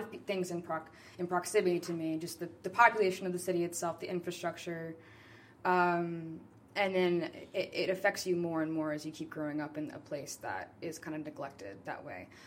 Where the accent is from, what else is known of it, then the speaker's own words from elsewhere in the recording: New Orleans, Louisiana, United States; moved away; I'm from New Orleans